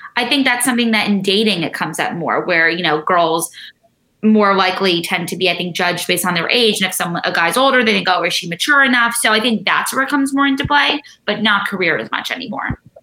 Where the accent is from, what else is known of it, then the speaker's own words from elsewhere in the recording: New York City, New York, United States; growing up in New York City, I feel like people always, you know, think I grew up outside in the Hamptons or the suburbs. I grew up literally in the heart of the fashion industry.